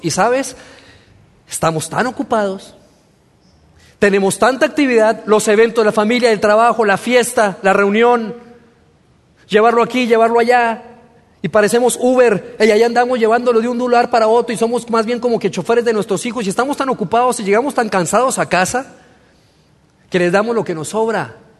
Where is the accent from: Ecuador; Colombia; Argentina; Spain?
Colombia; moved away as an adult; also born or lived in Torreón, Mexico; yo soy mexicano, pero me crié en Colombia, en Sudamérica. Viví 16 años en Colombia